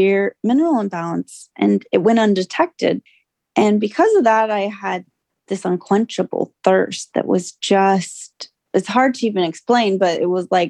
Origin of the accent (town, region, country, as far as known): California, United States